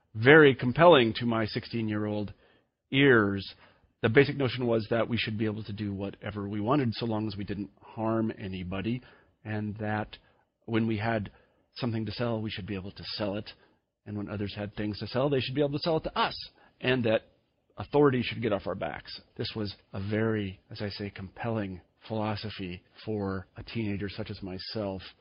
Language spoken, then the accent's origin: English; Kansas, United States; When I was a young man growing up in Kansas